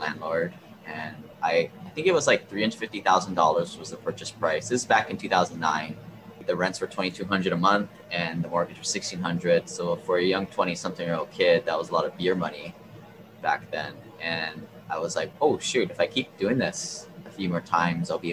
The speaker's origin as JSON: {"language": "English", "region": "Hawaii", "country": "United States", "tie": "born or raised there", "also_born_or_lived": "Seattle", "moved": "yes", "said": "I grew up here in Hawaii. I always wanted to move back"}